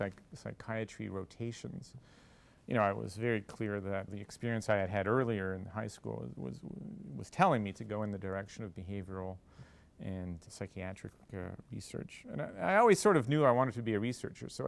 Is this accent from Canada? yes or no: yes; Montreal, Quebec, Canada; I grew up in Montreal and come from a medical family.